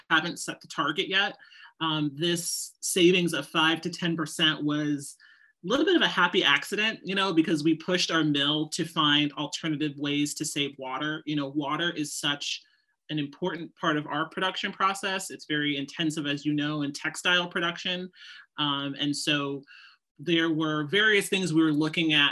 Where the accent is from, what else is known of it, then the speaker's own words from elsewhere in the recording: Seattle, Washington, United States; moved away as an adult; also born or lived in New York; I grew up actually in Seattle, Washington. And then I moved out to New York, you know, to go to FIT in the early 2000s.